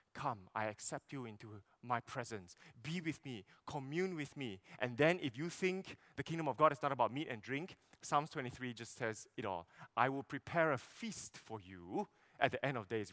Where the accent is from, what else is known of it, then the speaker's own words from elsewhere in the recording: Sarawak, Malaysia; I'm from Sarawak